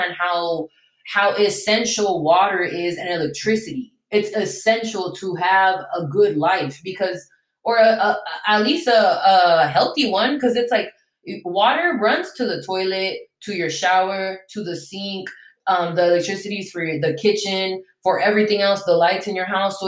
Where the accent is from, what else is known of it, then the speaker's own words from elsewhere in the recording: United States; English is a second language; also born or lived in Venezuela; I'm basically American because I grew up in America. I moved here when I was 6. That's why I don't have an accent